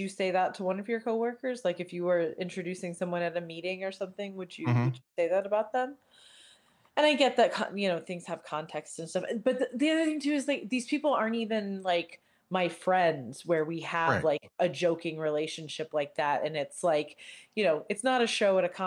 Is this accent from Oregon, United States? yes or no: no; Indianapolis, Indiana, United States; I'm from Indianapolis